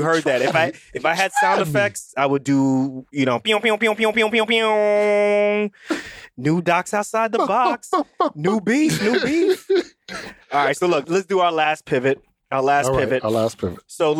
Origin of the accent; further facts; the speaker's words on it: New York City, New York, United States; moved away; also born or lived in Irvington, New Jersey; I grew up in Queens and then from there we moved to Irvington, New Jersey.